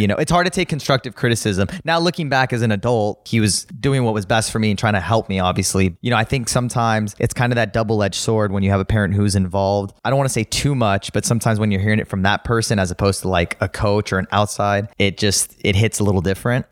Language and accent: English; Los Angeles, California, United States; I grew up in, uh, West Hills, California